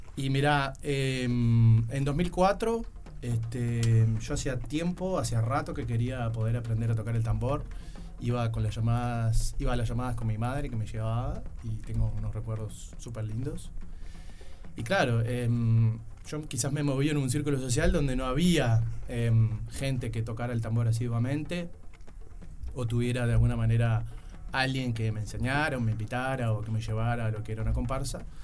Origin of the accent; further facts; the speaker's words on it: Montevideo, Uruguay; also born or lived in Young, Río Negro, Uruguay; Bien uruguayo, nacido y criado en Uruguay